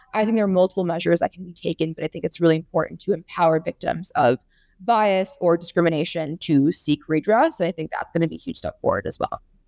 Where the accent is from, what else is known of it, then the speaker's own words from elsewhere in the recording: California, United States; my home state of California